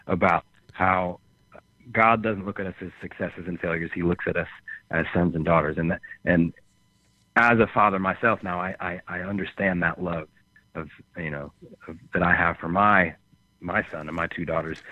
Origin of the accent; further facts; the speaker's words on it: just outside Chicago, Illinois, United States; now in Nashville, United States; I grew up just just outside Chicago and then lived in Chicago for years